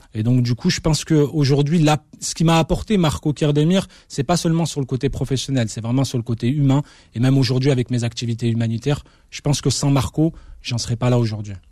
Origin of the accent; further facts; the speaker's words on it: France; also born or lived in Constantine, Algeria (family origin); moi qui avais grandi en France, finalement loin de, de mon pays d'origine